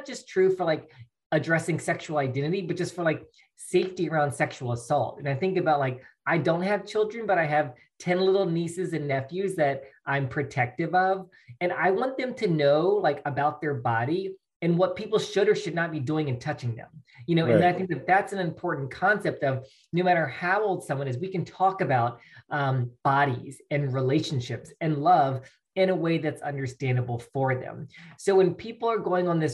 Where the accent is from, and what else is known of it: Mississippi, United States; born or raised there; moved away as an adult; also born or lived in Alabama / California